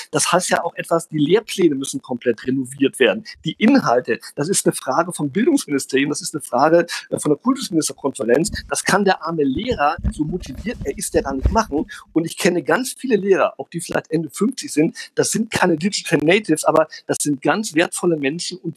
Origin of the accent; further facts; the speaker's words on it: Brazil; ich bin in Brasilien groß geworden, wo eine andere Schulkultur herrscht, wo auch sehr viel in der Oberstufe debattiert wurde, in der deutschen Schule.